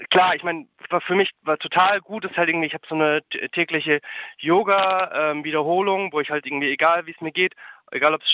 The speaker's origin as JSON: {"language": "German", "region": "Berlin", "country": "Germany", "said": "ich bin aus, bin aus Berlin"}